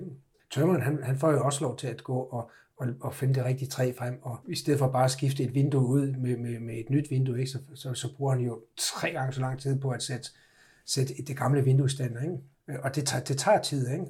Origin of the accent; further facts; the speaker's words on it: Egtved, Southern Denmark, Denmark; moved away as an adult; also born or lived in United States / Vorbasse / Copenhagen; jeg har boet, jeg har boet og vokset op i, i, øh, i Jylland og gået, gået alt 10 år i skole i Jylland, ja. i Ægtved.